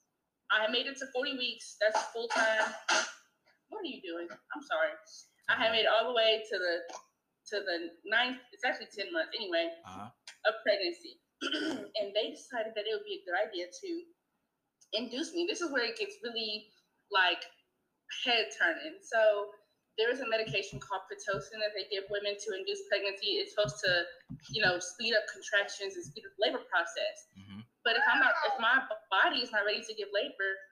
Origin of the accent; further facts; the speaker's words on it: Indiana, United States; I am from Indiana